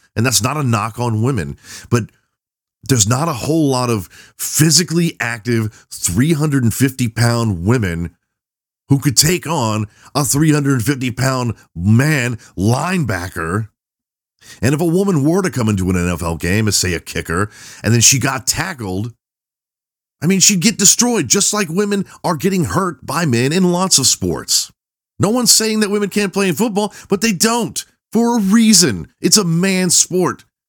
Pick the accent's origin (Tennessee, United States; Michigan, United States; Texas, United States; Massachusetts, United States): Texas, United States; I'm Southern. I'm from Texas